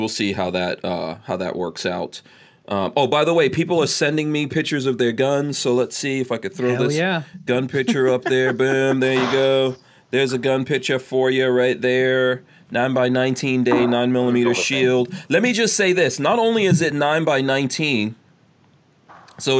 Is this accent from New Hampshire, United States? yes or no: no; New York, United States; my boys when I was growing up in New York